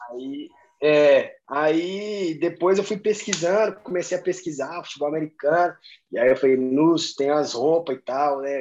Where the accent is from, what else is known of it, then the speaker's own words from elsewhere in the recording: Belo Horizonte, Minas Gerais, Brazil; moved away; also born or lived in Recife / Ireland; eu sou de BH, Minas Gerais